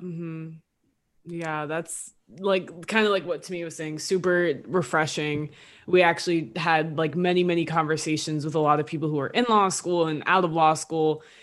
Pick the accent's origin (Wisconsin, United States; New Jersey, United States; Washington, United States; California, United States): New Jersey, United States; we're both from Jersey. We're not from the gutters, but we're from Jersey.